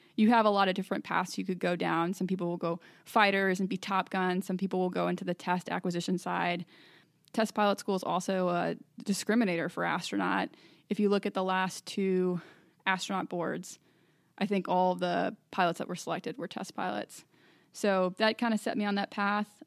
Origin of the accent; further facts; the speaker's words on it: Little Elm, Texas, United States; moved away; I'm originally from Little Elm, Texas, north of Dallas